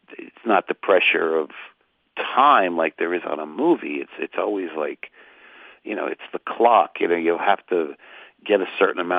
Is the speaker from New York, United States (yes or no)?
yes; Port Chester, New York, United States; now in Los Angeles, United States; I'm from Portchester, New York. That was my old area code.